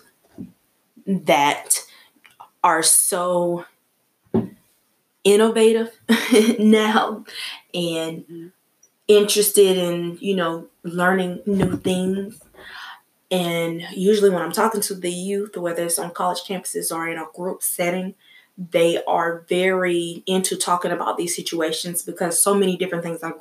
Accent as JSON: {"language": "English", "region": "South Carolina", "country": "United States", "said": "I'm from South Carolina"}